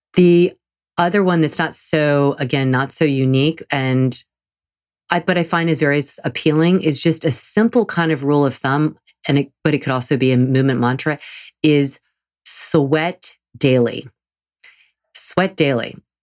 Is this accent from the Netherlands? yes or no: no; the South, United States; I'm from the South.